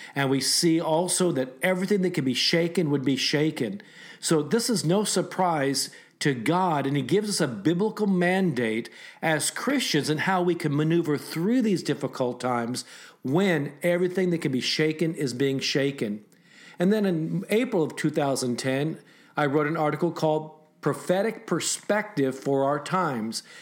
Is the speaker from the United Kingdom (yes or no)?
no; Japan; now in United States; I was born in Japan